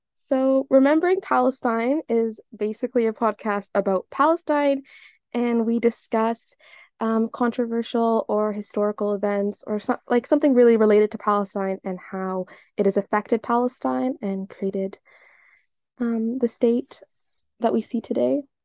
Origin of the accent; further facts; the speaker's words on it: West Coast of Canada, Canada; my ethnicity is Libyan, but I was raised and I was brought up in Canada. Um, more specifically on the West Coast